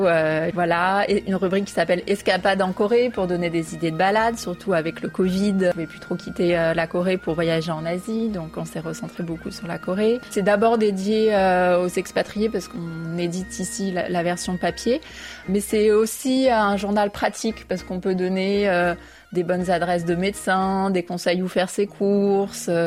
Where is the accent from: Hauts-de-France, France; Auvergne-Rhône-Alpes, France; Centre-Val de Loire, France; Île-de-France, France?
Île-de-France, France; Paris; moved away as an adult; now in South Korea; j'ai grandi à Paris dans le 13e arrondissement qui est le quartier chinois